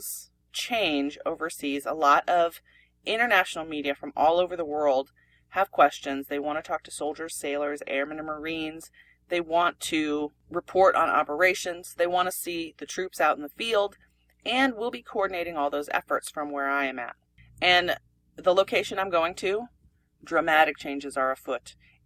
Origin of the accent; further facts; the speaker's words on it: Pennsylvania, United States; moved away; we're from Pennsylvania